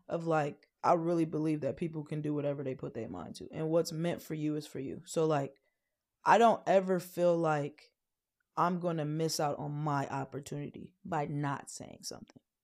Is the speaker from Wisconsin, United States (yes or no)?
yes; Wisconsin, United States; moved away; also born or lived in Chicago; I come from Wisconsin, Chicago